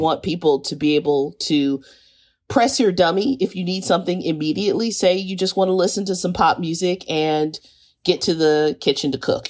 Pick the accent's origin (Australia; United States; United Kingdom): United States; Kansas City, Missouri; I grew up in Kansas City.